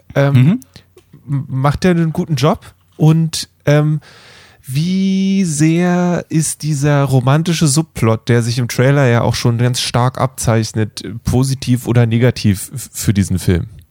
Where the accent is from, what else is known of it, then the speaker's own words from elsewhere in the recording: Germany; als Deutsche